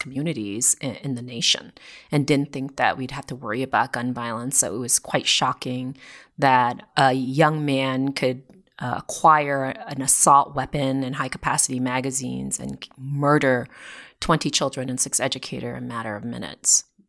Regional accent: Vermont, United States; now in Newtown, United States; I grew up in Vermont

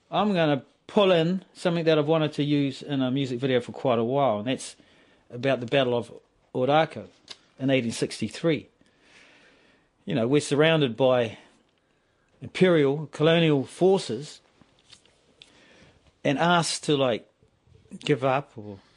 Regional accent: Maoribank, Wellington, New Zealand; Well, where I grew up in Maoribank, that's the river. That was the the Hutt River. So I grew right up by the river, eeling, spearing cockabullies

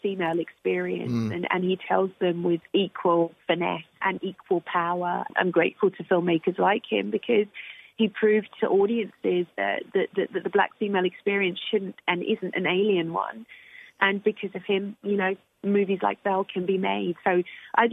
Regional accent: United Kingdom; I'm British and I'm also black and I'm also female.

